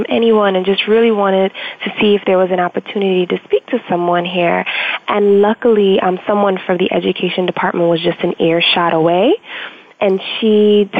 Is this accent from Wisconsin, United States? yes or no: no; New York City, New York, United States; I am born and raised in Brooklyn, first-generation American, and lived just about 10 minutes from the Brooklyn Museum